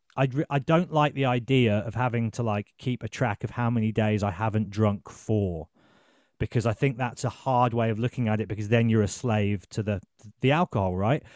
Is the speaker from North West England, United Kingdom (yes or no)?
no; Birmingham, West Midlands, United Kingdom; also born or lived in Exeter; I'm from Birmingham